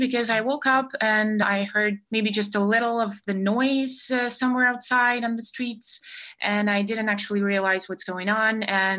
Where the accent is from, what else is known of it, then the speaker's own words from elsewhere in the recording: Ukraine; also born or lived in Kyiv, Ukraine; I actually came back to my hometown just a couple of days ago. Prior to that, during the, I guess, 1.5 days, the first days of the war, I was in the capital of Ukraine in Kyiv.